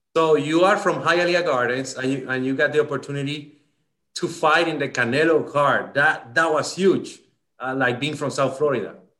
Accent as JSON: {"language": "English", "country": "Dominican Republic", "tie": "born or raised there", "said": "I grew up in the Dominican Republic"}